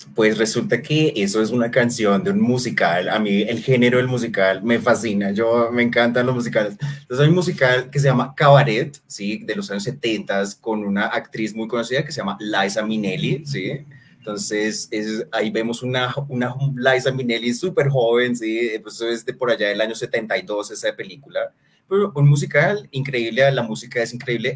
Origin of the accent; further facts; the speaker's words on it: Colombia; nosotros como sociedad colombiana